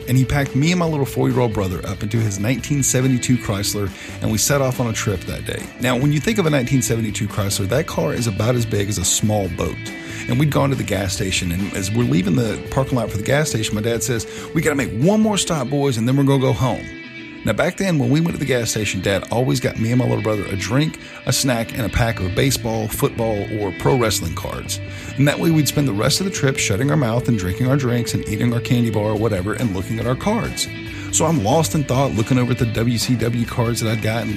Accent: the South, United States; I'm from the South. I've lived here my entire life

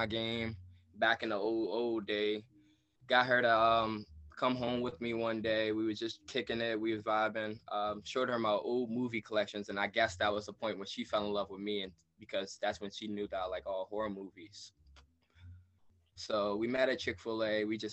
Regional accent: Maryland, United States; I'm from Maryland

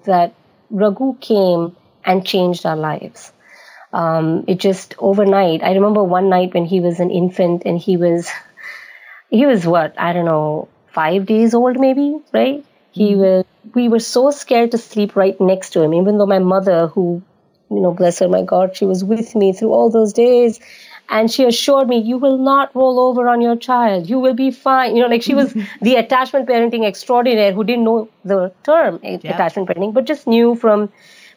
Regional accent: United Arab Emirates; also born or lived in Bombay, India; now in United States; I was raised in United Arab Emirates, which is a tiny little country in the Saudi Arabian Peninsula

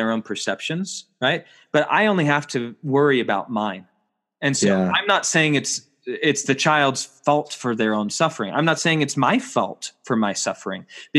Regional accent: United States; I'm an American

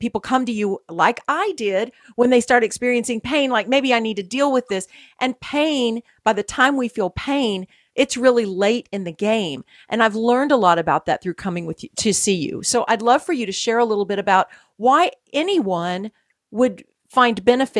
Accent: Texas, United States; also born or lived in California; growing up here in Texas. Mm-hmm. I was moved from California very young

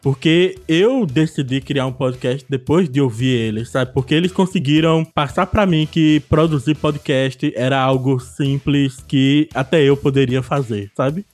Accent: Olinda, Pernambuco, Brazil; eu sou de Olinda, Pernambuco

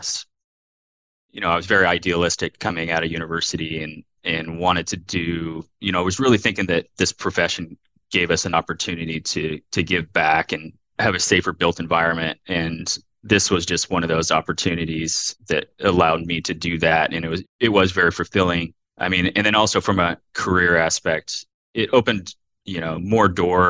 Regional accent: Oregon, United States; also born or lived in California / San Francisco / New Zealand / Portland; I grew up in Oregon in the Pacific Northwest

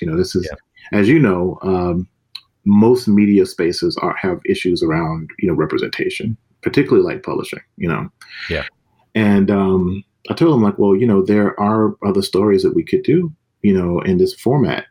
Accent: Mississippi, United States; I'm from the South, myself, yeah. from Mississippi

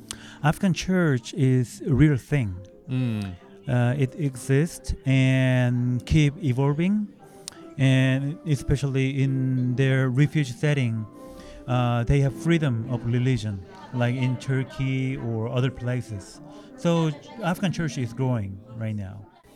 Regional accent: South Korea; And originally, I'm from South Korea, mm-hmm.

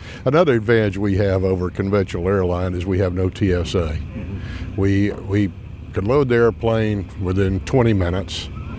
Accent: Leesburg, Florida, United States; I grew up in Leesburg, so this is quite different for Tavares, you know, this much activity.

